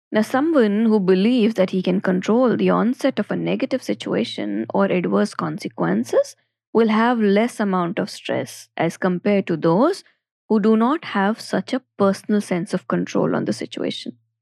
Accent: Ajmer, Rajasthan, India; also born or lived in Jaipur; now in Delhi NCR, India; I'm from Ajmer, my first city of movement was Jaipur, and now I am in a different city, Delhi N C R

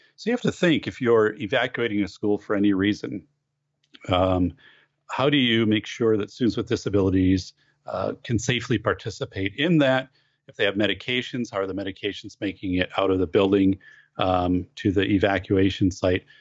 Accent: Wisconsin, United States; in my hometown in 1989, we had a huge fire downtown

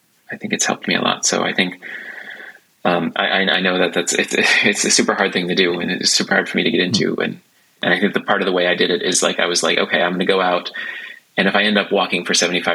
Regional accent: United States; now in Stockholm, Sweden; being an American

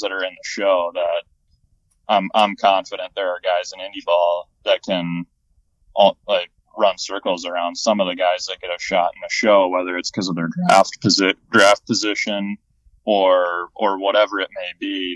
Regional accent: Minnesota, United States; I'm from Minnesota

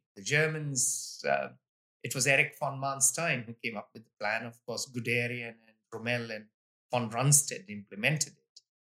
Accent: India; I'm Indian, of course

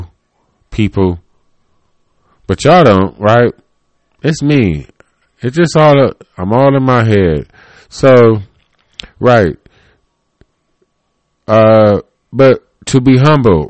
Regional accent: Cleveland, Ohio, United States; I was born in Cleveland, Ohio. And so I am like Cleveland, Ohio

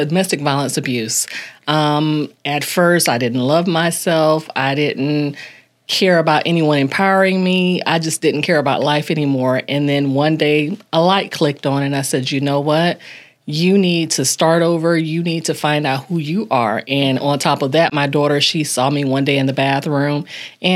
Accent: Ocala, Florida, United States; I'm from Ocala.

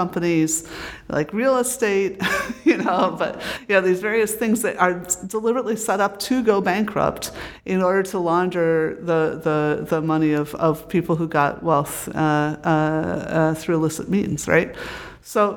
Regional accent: United States; moved away as an adult; also born or lived in Britain; when I came here again as an American

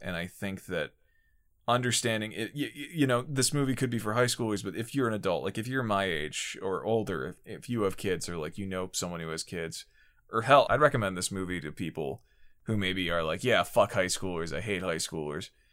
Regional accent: Pennsylvania, United States; my home state of Pennsylvania

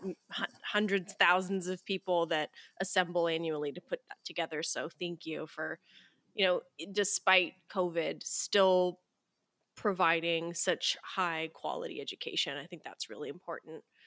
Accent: Canada; I'm from Canada, so it's cold here

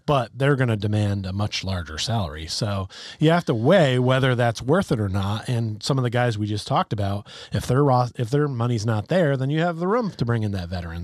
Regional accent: Connecticut, United States; we're from the Nutmeg State.

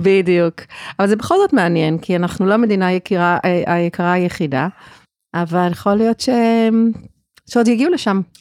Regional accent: South Africa; now in Israel; אני גדלתי בדרום אפריקה, וזה באמת היה לפני הרבה שנים, כי אני בארץ כבר הרבה שנים

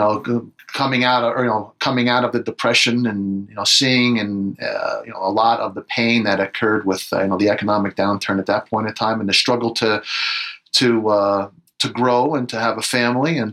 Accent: Livingston, New Jersey, United States; I grew up in New Jersey in a town called Livingston, which is a suburb of North New Jersey.

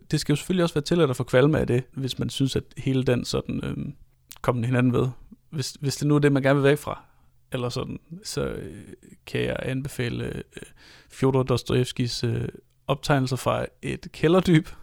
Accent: Denmark; som taler meget til os som danskere

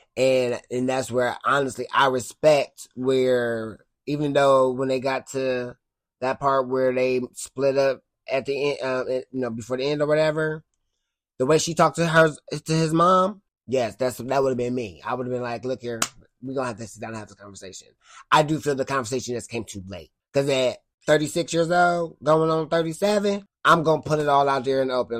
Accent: Cleveland, Ohio, United States; also born or lived in Twinsburg; I'm from Cleveland

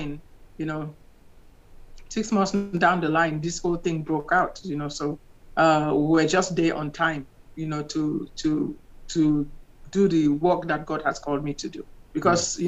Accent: Cameroon; moved away as an adult; also born or lived in Nigeria / New York / Alexandria, Louisiana; now in United States; I'm from Cameroon.

